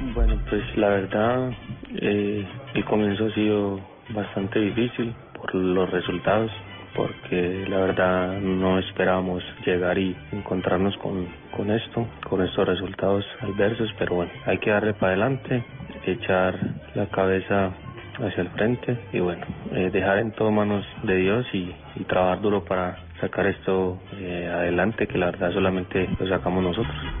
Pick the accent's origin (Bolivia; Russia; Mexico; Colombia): Colombia; moved away; somos colombianos